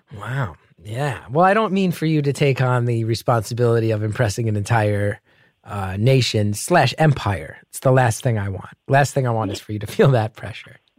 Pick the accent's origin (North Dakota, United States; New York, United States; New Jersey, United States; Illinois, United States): New Jersey, United States; accent: heavy New Jersey; I grew up with a very heavy New Jersey accent